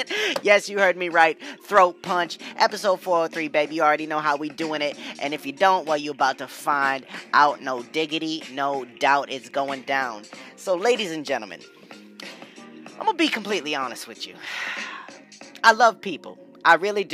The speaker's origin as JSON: {"language": "English", "region": "New England", "country": "United States", "tie": "born or raised there", "said": "growing up in New England"}